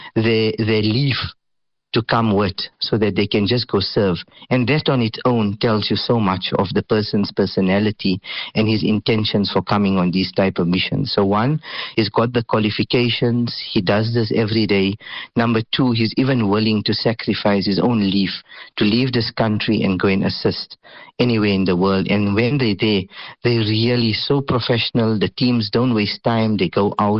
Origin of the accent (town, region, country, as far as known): South Africa